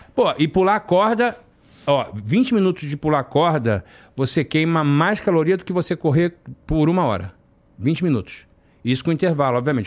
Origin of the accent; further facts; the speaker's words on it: Rio de Janeiro, Brazil; moved away as an adult; also born or lived in Piraí; now in Orlando, United States; na minha infância, de frequentar a igreja na Ilha do Governador